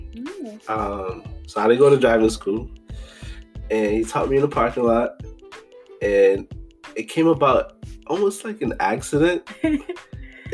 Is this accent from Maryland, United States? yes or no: no; Boston, Massachusetts, United States; I was born here in Boston